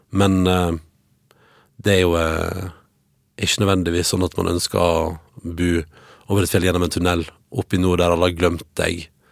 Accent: Førde, Vestland, Norway; moved away; når jeg vokste opp sjøl, gikk på ungdomsskole og videregående hjemme i Førde

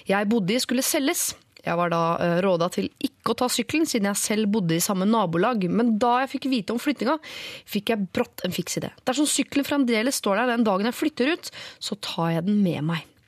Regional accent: Oslo, Norway; Du, jeg er oppvokst på Bjølsen, faktisk, så jeg har opplevd både eh, ditt og datt.

